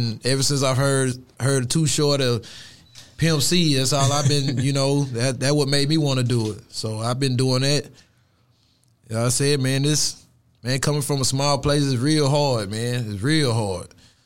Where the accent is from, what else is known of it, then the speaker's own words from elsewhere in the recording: Haynesville, Louisiana, United States; moved away; also born or lived in Houston, Texas; I was born and raised in Louisiana.